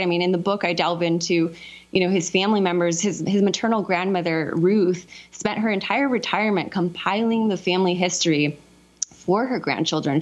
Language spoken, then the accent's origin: English; Southern California, United States; I grew up in Southern California during the same time period.